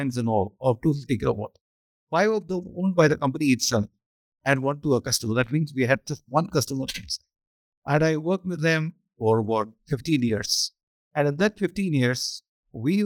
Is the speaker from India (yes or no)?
yes; southern India, India; also born or lived in Chennai; I come from Madhya Pradesh, this is southern India